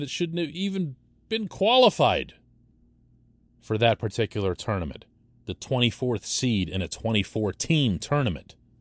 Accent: Pittsburgh, Pennsylvania, United States; we Pittsburghers

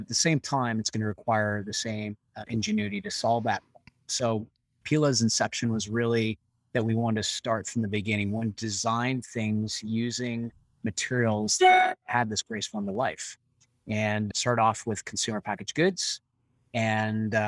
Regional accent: Canada; being a Canadian

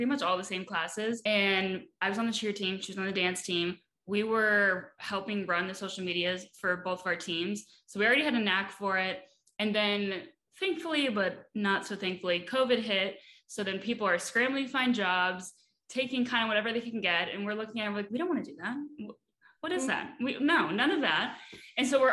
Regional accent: Florida, United States; moved away as an adult; now in New York City, United States; I'm actually from Florida, and I moved to New York City 3 months ago

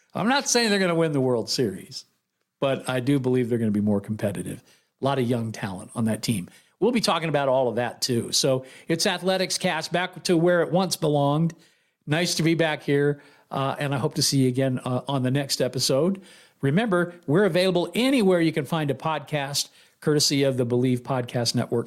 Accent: Oakland, California, United States; moved away as an adult; also born or lived in San Leandro, California; now in Las Vegas, United States; I'm from the East Bay. I'm from Oakland originally, all the way through junior high, then moved to San Leandro and uh, uh, did high school there in SL at Pacific High School

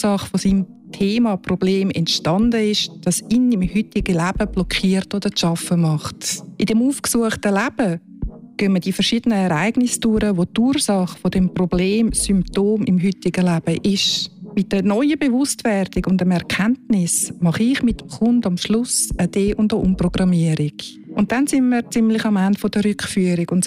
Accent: Zurich, Switzerland; Ich bin eine Serbin, in Zürich geboren und aufgewachsen

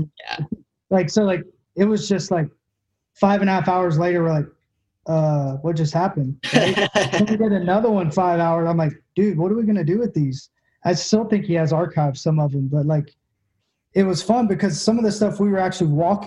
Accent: Tennessee, United States; I'm from Tennessee.

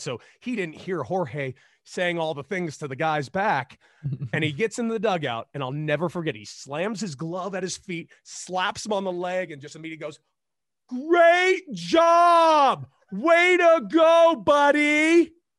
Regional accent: Los Angeles, California, United States; I grew up in Los Angeles, California

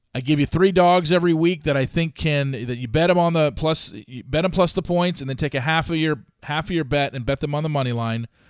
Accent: Southern California, United States; I grew up in Southern California

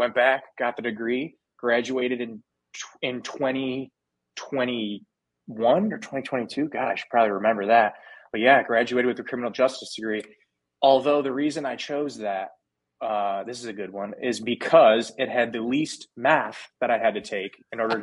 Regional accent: United States; I'm from America

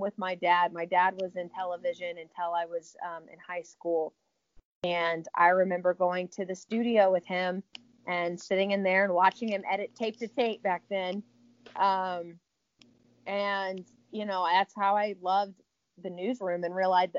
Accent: Richmond, Virginia, United States; moved away as an adult; also born or lived in Tallahassee, Florida / Abilene, Texas; now in Arkansas, United States; I'm from Richmond, Virginia

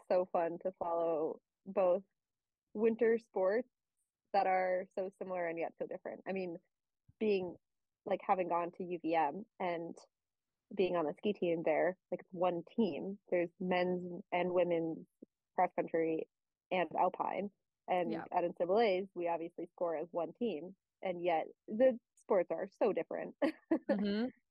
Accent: Minneapolis, Minnesota, United States; moved away as an adult; also born or lived in Vermont; I am originally from Minnesota and went to the University of Vermont

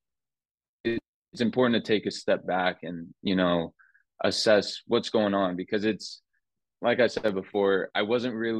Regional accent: Las Vegas, Nevada, United States; moved away as an adult; also born or lived in Phoenix, Arizona; now in Portland, United States; growing up in Vegas and then going to Phoenix, it's only a 4-hour drive

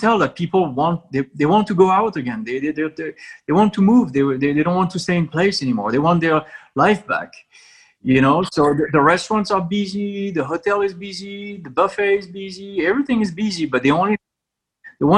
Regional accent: France; now in United States; And I come from France

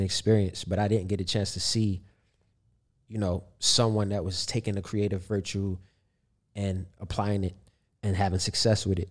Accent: Baltimore, Maryland, United States; growing up in Baltimore

